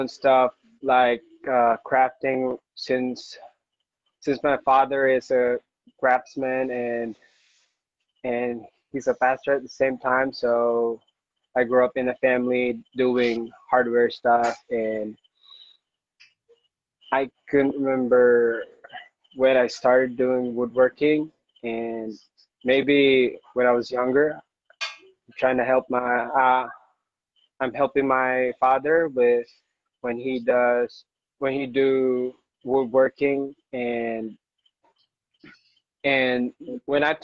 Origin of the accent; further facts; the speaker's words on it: Iloilo City, Western Visayas, Philippines; I'm from Iloilo